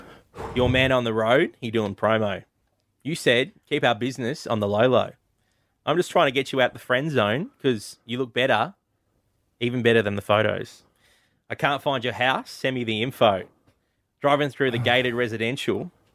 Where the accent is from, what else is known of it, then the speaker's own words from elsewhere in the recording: Tasmania, Australia; moved away; I'm from Tasmania.